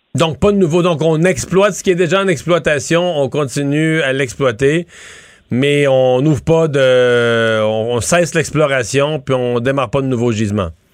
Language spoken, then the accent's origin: French; Canada; nous, on est francophones, c'est bien le fun, mais on n'est pas majoritaire au Canada